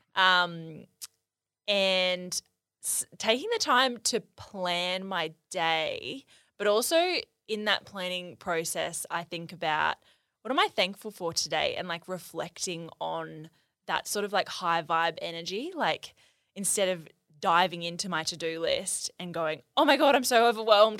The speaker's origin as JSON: {"language": "English", "area": "near Byron Bay", "region": "New South Wales", "country": "Australia", "tie": "born or raised there", "said": "I grew up near Byron Bay"}